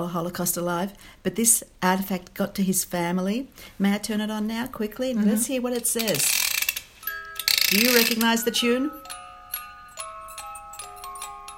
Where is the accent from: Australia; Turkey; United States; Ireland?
Australia; moved away as an adult; now in Israel; I'm Australian born and bred